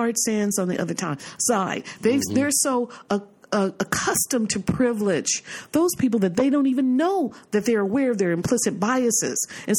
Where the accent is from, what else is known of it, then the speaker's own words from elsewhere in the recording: California, United States; we're foreigners coming from California.